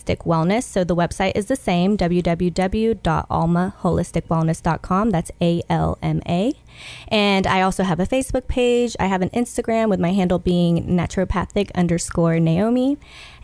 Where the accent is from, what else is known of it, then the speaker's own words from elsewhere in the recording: Chattanooga, Tennessee, United States; moved away as an adult; also born or lived in Rossville, Georgia; I'm from Chattanooga. I love Chattanooga. I was gone for 10 years getting my education, and then I came back